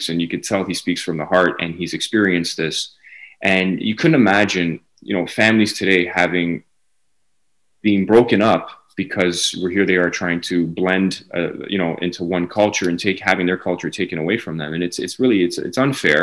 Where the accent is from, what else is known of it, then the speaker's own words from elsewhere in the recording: Canada; I was born and raised in Canada